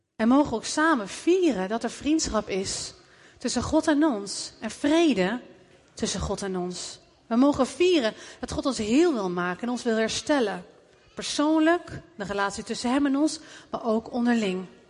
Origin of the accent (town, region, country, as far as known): Netherlands